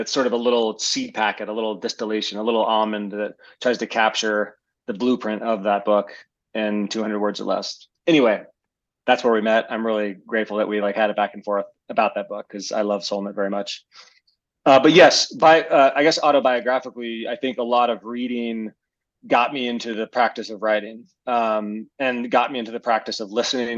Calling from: Missoula, Montana, United States; I'm calling in from, or I'm meeting you from Missoula, Montana.

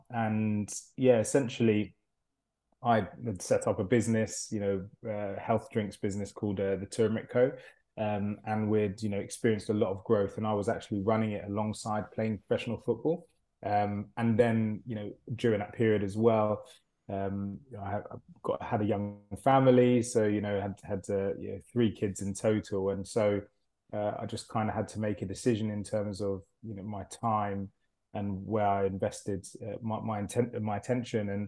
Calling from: London, United Kingdom; I'm currently joining you from uh, London, uh, more specifically uh, Barnes in London.

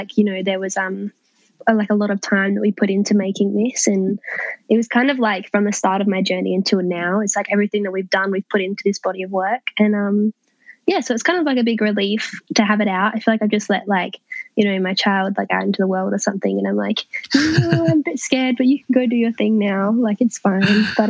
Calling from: Adelaide, South Australia, Australia; I am in my bedroom in my parents' house in Adelaide.

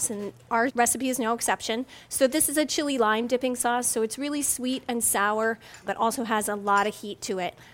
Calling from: Blandon, Pennsylvania, United States; Blandon, Pennsylvania.

